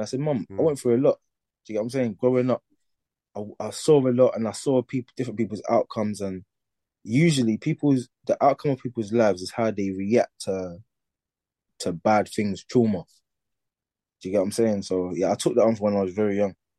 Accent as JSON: {"language": "English", "region": "London", "country": "United Kingdom", "tie": "born or raised there", "said": "I grew up in East London"}